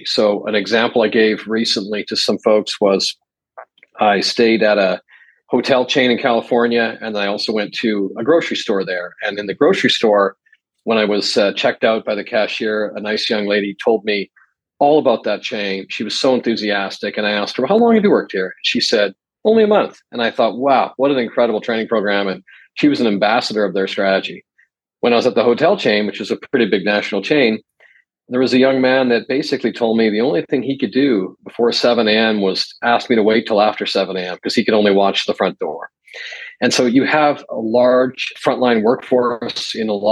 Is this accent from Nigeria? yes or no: no; Edmonton, Alberta, Canada; now in Tokyo, Japan; I grew up in Edmonton, Alberta, which is on the west side of the prairies in Canada